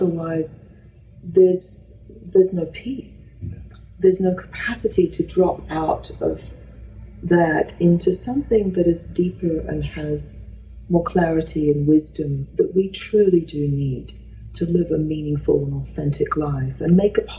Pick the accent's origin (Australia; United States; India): Australia; moved away; I've realized how much fear I had that came from the cult of being Australian.